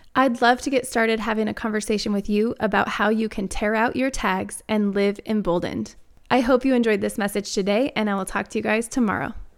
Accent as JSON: {"language": "English", "region": "Wyoming", "country": "United States", "tie": "born or raised there", "also_born_or_lived": "Arizona", "moved": "yes", "lives_now": "Denver, United States", "said": "growing up in Wyoming, I'm not a stranger to the cold"}